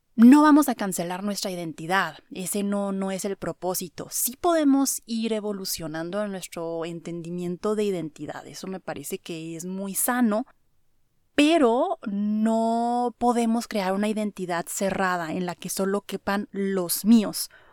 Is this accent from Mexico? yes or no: yes; Mexico; soy mexicano, me gusta mi cultura, me gustan mis valores